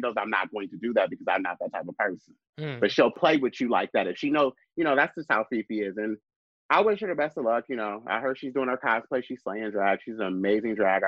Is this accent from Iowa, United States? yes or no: no; Lansing, Michigan, United States; moved away; also born or lived in Chicago; my hometown, Lansing, Michigan